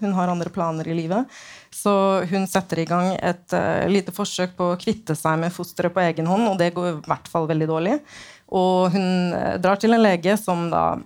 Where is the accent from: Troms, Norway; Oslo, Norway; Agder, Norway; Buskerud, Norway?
Oslo, Norway; min hjemby, da, Oslo